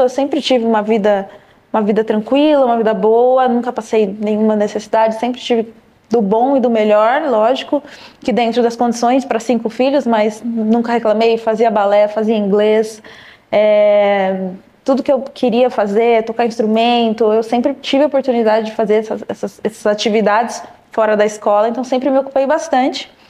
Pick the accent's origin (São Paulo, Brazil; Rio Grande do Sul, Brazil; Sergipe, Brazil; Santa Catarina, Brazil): São Paulo, Brazil; Louveira; also born or lived in Vinhedo; now in São Paulo, Brazil; sou do interior de São Paulo, nasci numa cidade chamada Vinhedo, é, cresci em Louveira, são cidades próximas